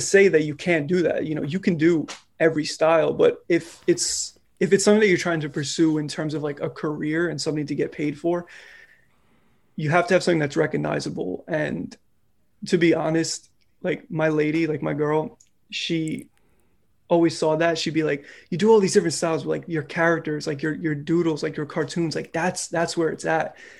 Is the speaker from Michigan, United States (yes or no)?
no; New York City, New York, United States; I'm from New York, more specifically, I'm from the Bronx. I, uh, I grew up here, been out here my whole life